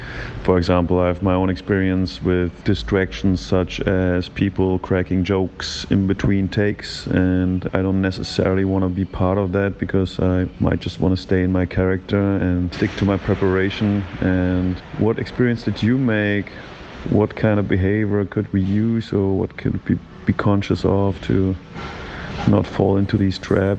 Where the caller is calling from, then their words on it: Germany; English is a second language; Yeah, hi guys. … from Germany and I have this question.